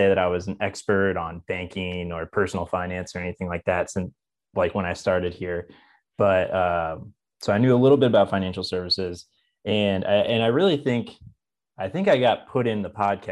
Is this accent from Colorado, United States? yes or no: no; Champaign, Illinois, United States; also born or lived in Charleston, Illinois / Chicago, Illinois; now in Springfield, United States; I'm originally from Champaign, Illinois. I grew up in Central Illinois.